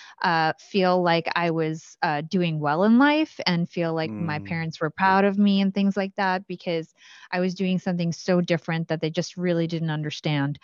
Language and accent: English; Watchung, New Jersey, United States; I grew up in Watchung, New Jersey. So that's central Jersey.